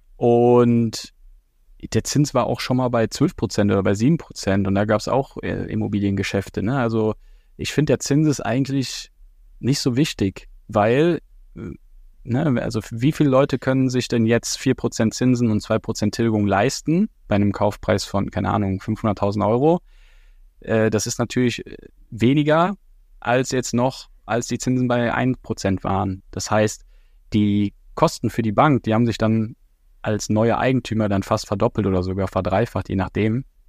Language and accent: German; Düren, North Rhine-Westphalia, Germany; moved away as an adult; now in Nuremberg, Germany; in meiner Heimat, in Düren